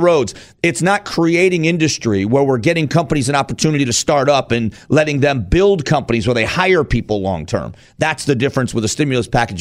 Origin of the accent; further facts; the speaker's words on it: Arizona, United States; I'm from Arizona